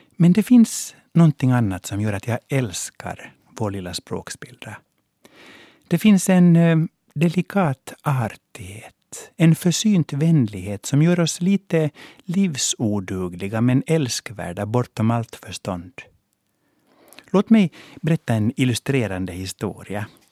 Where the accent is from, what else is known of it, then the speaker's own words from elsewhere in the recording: Helsinki, Uusimaa, Finland; first language Swedish; moved away as an adult; now in Stockholm, Sweden; Jag växte upp på Båtsmansgatan 1 i hörnet av Fredriksgatan med biografen Merano mittemot